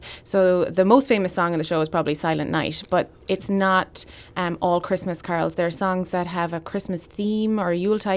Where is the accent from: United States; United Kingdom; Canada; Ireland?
Ireland; Ennis, Munster; My hometown of Ennis